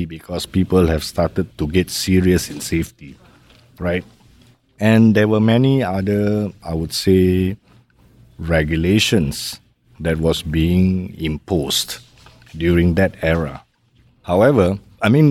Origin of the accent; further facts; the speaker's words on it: Malaysia; moved away as an adult; also born or lived in Los Angeles; now in Singapore; I'm basically a Malaysian.